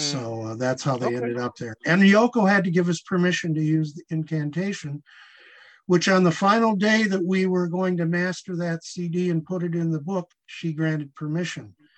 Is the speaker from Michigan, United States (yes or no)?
yes; Bay City, Michigan, United States; I'm from Bay City, Michigan